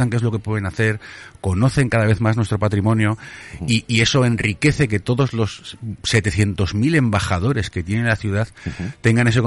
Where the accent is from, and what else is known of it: Zaragoza, Aragon, Spain